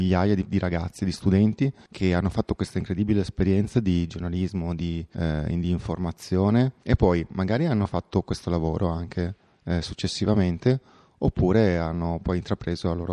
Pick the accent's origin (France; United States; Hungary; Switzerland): France; Italian is a second language; Buongiorno Italia, eh … sono francese, sono francese.